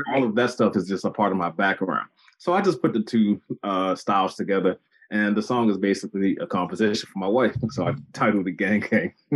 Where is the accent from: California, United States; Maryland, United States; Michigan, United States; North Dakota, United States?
Maryland, United States; Baltimore; my hometown of Baltimore